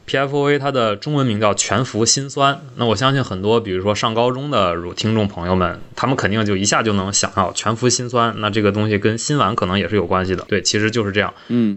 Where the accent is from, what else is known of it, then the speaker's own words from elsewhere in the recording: Northeast China, China; 我们东北人